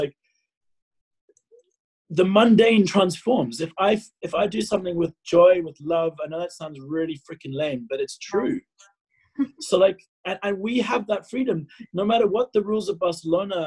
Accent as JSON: {"language": "English", "region": "England", "country": "United Kingdom", "tie": "born or raised there", "also_born_or_lived": "South Africa", "said": "I lived in England. I was born in South Africa, then moved to England when I was 4"}